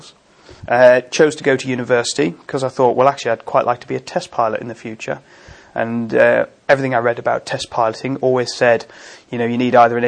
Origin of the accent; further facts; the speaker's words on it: Lake District, West Cumbria, North West England, United Kingdom; I grew up in the Lake District on West Coast Cumbria